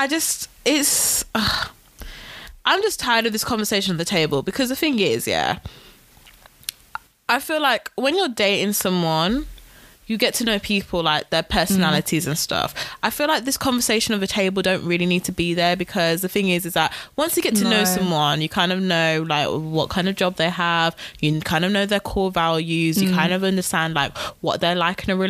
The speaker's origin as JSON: {"language": "English", "country": "United Kingdom", "said": "I'm British"}